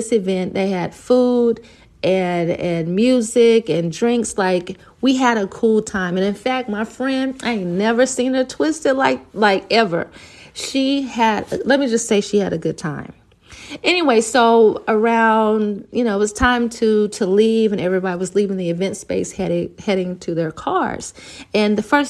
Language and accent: English; Oklahoma, United States; moved away as an adult; now in Texas, United States; I'm from Oklahoma